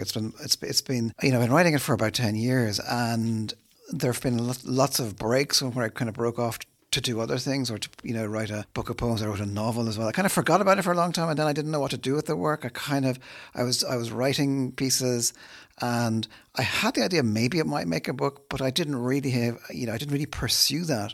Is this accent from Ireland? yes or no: yes; Dublin, Leinster, Ireland; I'm not from Dublin. I came here as a child